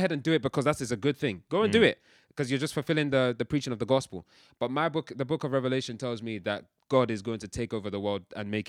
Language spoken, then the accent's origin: English; Nigeria; I'm shouting because I'm passionate, bruv. I'm Nigerian. It's what we do.